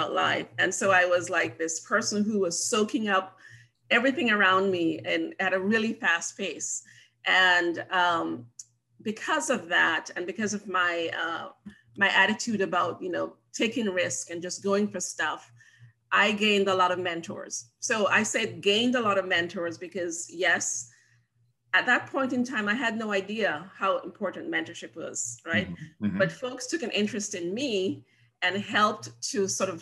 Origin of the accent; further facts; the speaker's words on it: Jamaica; moved away; also born or lived in Montego Bay / St. Mary; I was born and raised on the beautiful island of Jamaica, and grew up there until high school